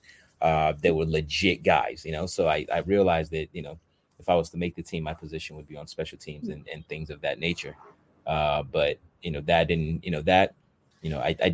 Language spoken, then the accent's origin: English; Santa Monica, California, United States; moved away as an adult; also born or lived in Nigeria / Los Angeles, California; now in Japan; when I moved in with my parents when I was 10 years old, I grew up in Southern California, the Santa Monica area